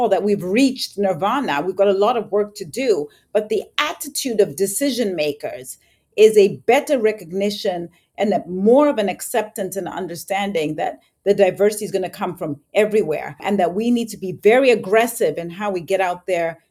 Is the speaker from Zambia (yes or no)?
yes; Zambia; moved away; I was born and raised in Zambia.